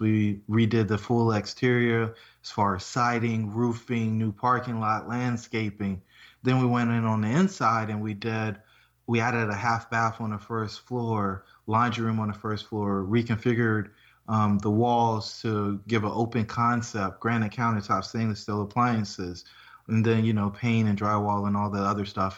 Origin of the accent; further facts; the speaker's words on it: Fayetteville, North Carolina, United States; I grew up in Fayetteville, North Carolina.